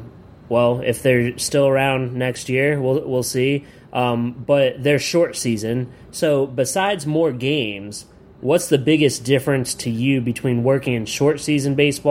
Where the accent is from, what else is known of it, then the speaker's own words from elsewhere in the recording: Williamsport, Pennsylvania, United States; Yeah, I'm from Williamsport.